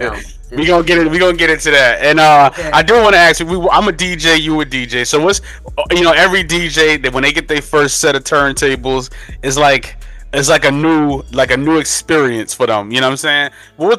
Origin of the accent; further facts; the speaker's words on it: New York City, New York, United States; And now growing up in New York City, like, you know, 80s, 90s babies, that's what we are. And, you know, that time period was beautiful in New York.